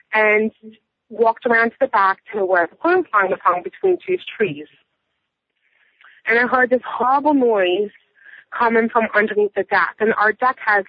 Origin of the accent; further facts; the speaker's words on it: Philadelphia, Pennsylvania, United States; moved away as an adult; We're from Philadelphia